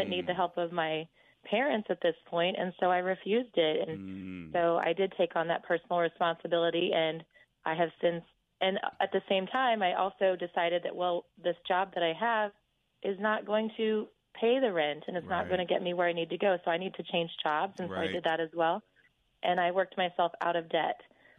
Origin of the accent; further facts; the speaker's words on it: Kansas, United States; I was brought up in the Midwest, and I feel like that's how a lot of Midwesterners are. I was brought up in Kansas